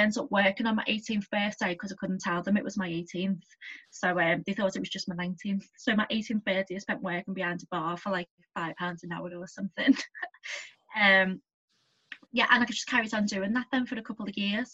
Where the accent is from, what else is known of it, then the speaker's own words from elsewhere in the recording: Liverpool, North West England, United Kingdom; I was brought up in Heighton, the posh part